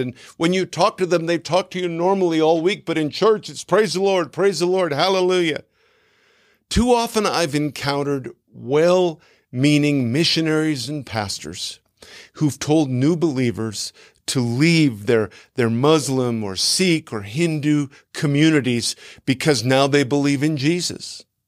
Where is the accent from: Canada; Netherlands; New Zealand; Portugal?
Canada; moved away as an adult; now in United States; although we have lived in the United States for more than eight years now, I'm a Canadian